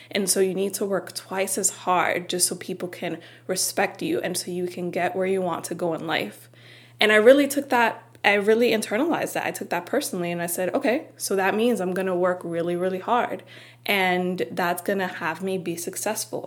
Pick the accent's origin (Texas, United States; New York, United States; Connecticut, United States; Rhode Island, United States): New York, United States; New York City; moved away; also born or lived in New Jersey; I was born and raised in Washington Heights before moving to Jersey